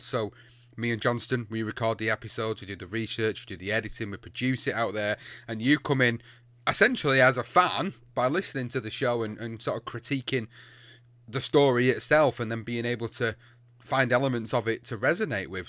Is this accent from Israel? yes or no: no; England, United Kingdom; I come from the U K. I come from England